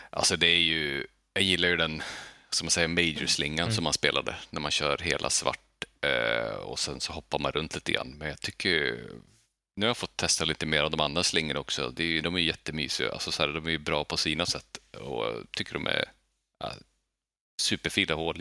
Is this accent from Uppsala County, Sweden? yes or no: no; Skellefteå, Västerbotten County, Sweden; now in Gothenburg, Sweden; jag är uppvuxen i Bergsbyn